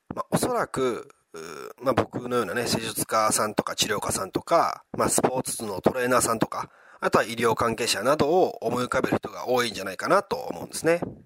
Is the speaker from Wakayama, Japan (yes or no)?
yes; Wakayama, Japan; 地元の和歌山